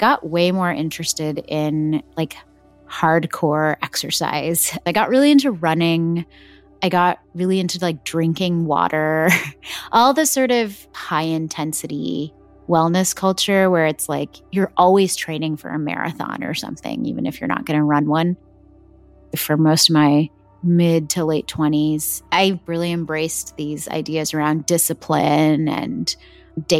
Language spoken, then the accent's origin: English; Texas, United States; I was born and brought up in Texas in America